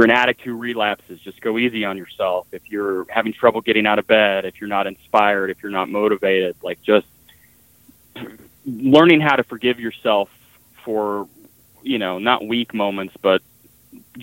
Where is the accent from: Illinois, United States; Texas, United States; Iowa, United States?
Texas, United States; Dallas; Growing up in Dallas